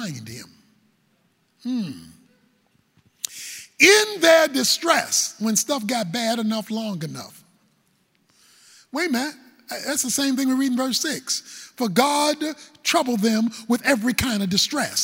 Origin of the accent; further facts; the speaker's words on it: Baltimore, Maryland, United States; I'm from Baltimore